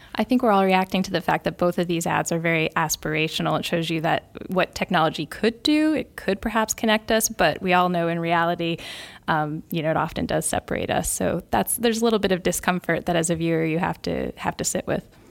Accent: United States; as an American

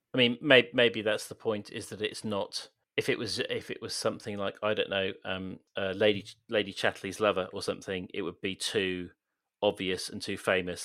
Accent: Swindon, South West England, United Kingdom; being from Swindon

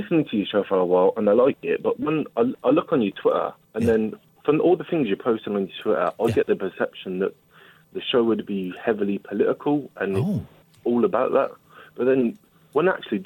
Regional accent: Birmingham, West Midlands, United Kingdom; I'm from Birmingham

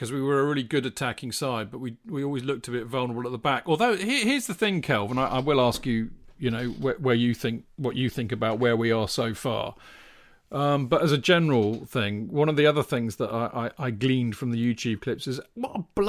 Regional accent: Alresford, South East England, United Kingdom; It's a little village up the road from where I grew up in Alsford.

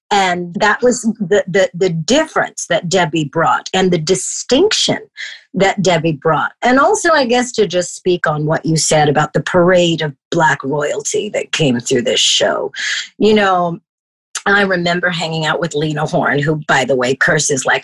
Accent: Toronto, Ontario, Canada; I came from Toronto, Canada. I'm a high school dropout.

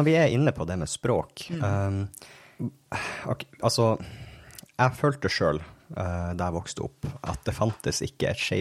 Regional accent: Finnmark, Norway; Jeg vokste opp i Finnmark

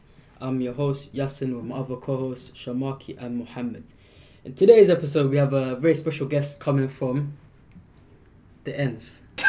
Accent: Derby, East Midlands, United Kingdom; I'm from Derby.

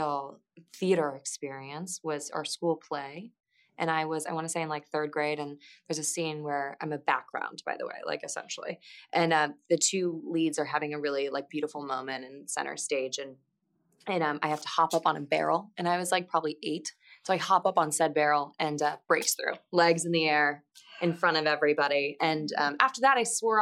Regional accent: Midwest, United States; I'm from the Midwest

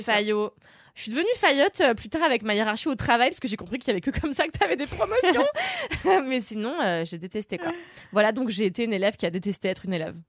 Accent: Levallois-Perret, Île-de-France, France; moi j'ai grandi à Levallois

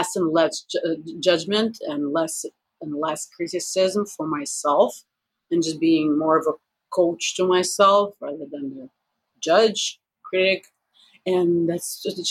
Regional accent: Russia; I'm too Russian

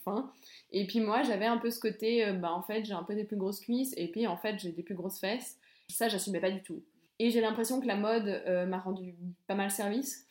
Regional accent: Belmont-sur-Lausanne, Vaud, Switzerland; je suis de Belmont, j'étais on va pas se mentir, hein, j'étais entourée de, de, gens qui me ressemblaient

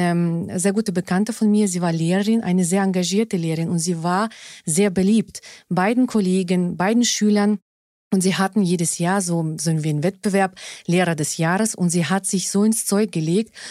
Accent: Germany; also born or lived in Russia; Deutschland ist zu meiner Heimat geworden und ich bin zurückgekommen

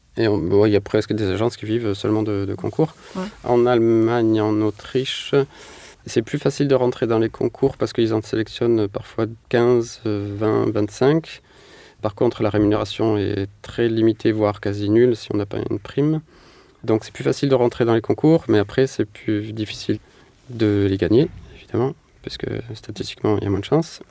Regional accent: Manosque, Provence-Alpes-Côte d'Azur, France; also born or lived in Marseille; j'ai grandi en Provence, dans une petite ville qui s'appelle Manosque

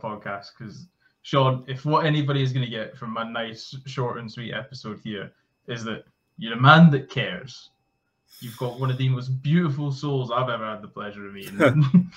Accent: Scotland, United Kingdom; also born or lived in England; I'm Scottish

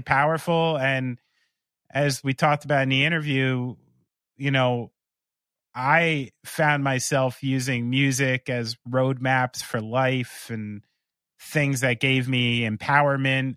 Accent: United States; as an American

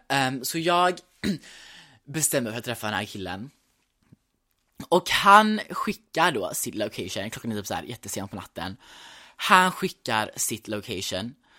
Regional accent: Gothenburg, Västra Götaland, Sweden; also born or lived in New York; Men jag är uppvuxen i Göteborg

